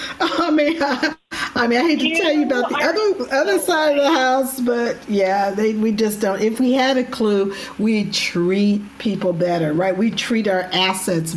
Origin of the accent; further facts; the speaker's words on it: California, United States; I'm from California too